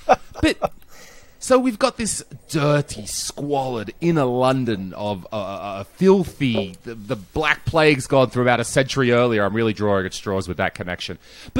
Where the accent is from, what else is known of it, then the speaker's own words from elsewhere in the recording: Australia; born there; both sides of my family, I was born in Australia, but both sides, and they were mixing.